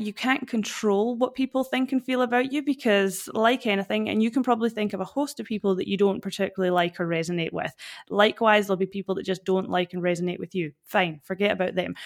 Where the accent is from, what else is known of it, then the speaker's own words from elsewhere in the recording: Fort William, Scotland, United Kingdom; accent: Scottish; moved away as an adult; now in Perth, Australia; I'm originally from Fort William in Scotland. That's where this, this awesome accent comes from